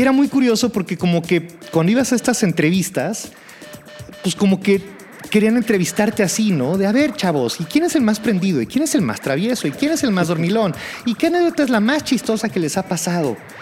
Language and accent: Spanish; Mexico City, Mexico; Toda mi vida he vivido más o menos por la zona de Coyoacán.